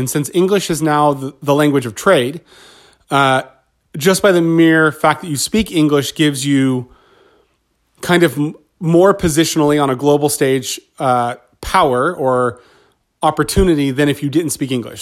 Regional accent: Southern California, United States; I grew up in Southern California

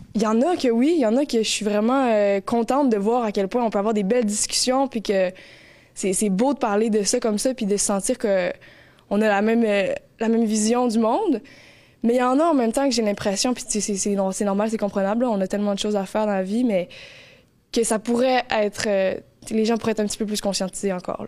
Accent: Montreal, Quebec, Canada; moved away as an adult; now in Gaspé, Canada; je suis originaire de Montréal. En fait, j'ai grandi euh, toute euh, ma jeunesse là-bas

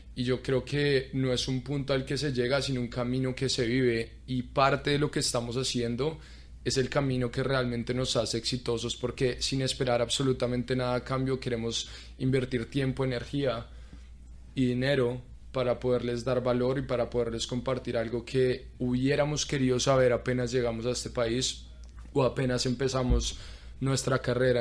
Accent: Colombia; moved away as an adult; also born or lived in Arkansas; now in Orlando, United States; también soy colombiano

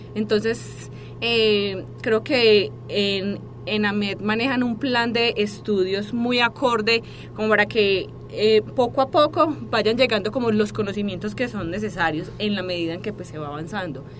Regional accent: Medellín, Antioquia, Colombia; moved away as an adult; now in Mexico; yo soy de Colombia

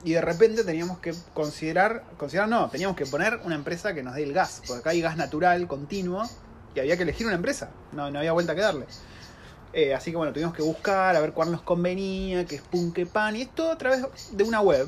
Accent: Argentina; now in New Zealand; una familia argentina viviendo en Nueva Zelanda ya hace tres años

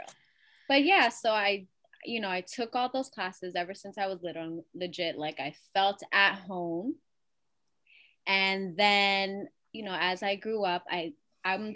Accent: New York City, New York, United States; I'm from Elmhurst.

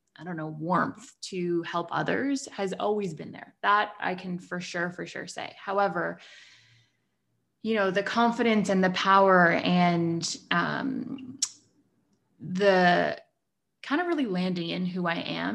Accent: Toronto, Ontario, Canada; I'm from Toronto in Canada

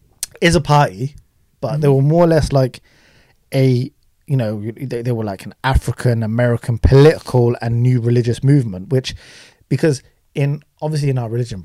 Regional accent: United Kingdom; also born or lived in Pakistan (ancestry); We're British Asians

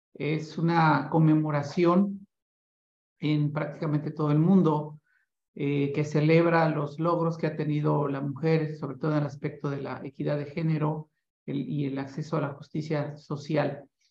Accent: Mexico

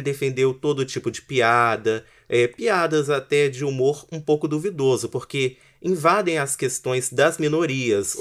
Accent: Espírito Santo, Brazil

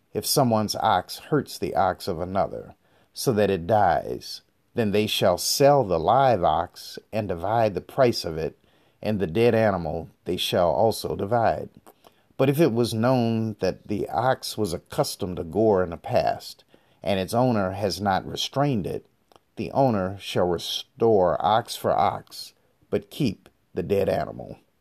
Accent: United States; also born or lived in Detroit; I come from the African American community in America

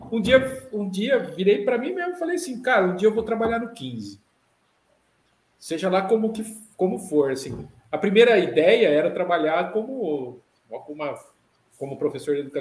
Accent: Botucatu, São Paulo, Brazil; eu não sou de Jaú, né? Sou de Botucatu

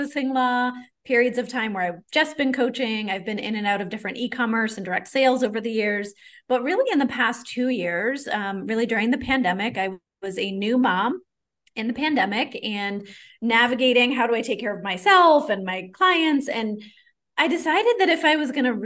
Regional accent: Maine, United States; moved away; I'm originally from Maine in the States, and a lot of my ancestors were French Canadian

